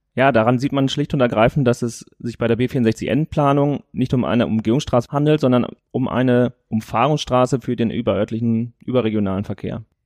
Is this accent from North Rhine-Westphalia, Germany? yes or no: yes; Warendorf, North Rhine-Westphalia, Germany; hier in Warndorf, weil das ist halt meine Heimatstadt